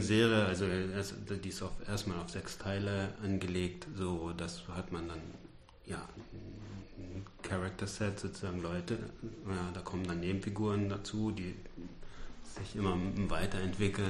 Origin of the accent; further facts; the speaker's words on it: Ruhr area, North Rhine-Westphalia, Germany; ich komme ja aus dem Ruhrgebiet